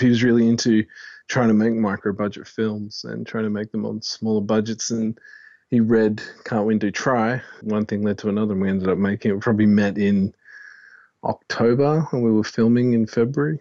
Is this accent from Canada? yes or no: no; Fremantle, Western Australia, Australia; I'm from Freo